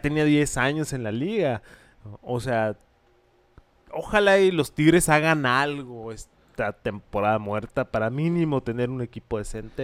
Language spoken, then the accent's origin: Spanish; Hermosillo, Sonora, Mexico; Soy de Hermosillo